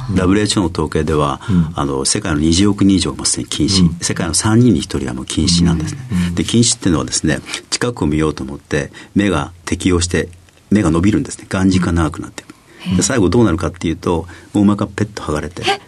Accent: Akita, Japan; 秋田県の秋田市になります。

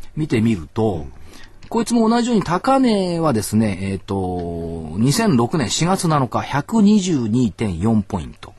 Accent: Minato, Tokyo, Japan; 私一応小学校港区なんですけど

